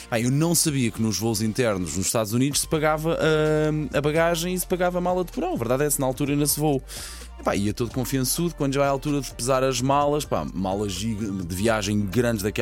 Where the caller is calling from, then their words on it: Sangalhos, Centro, Portugal; Bom dia, dia M80 … sou de Sangalhos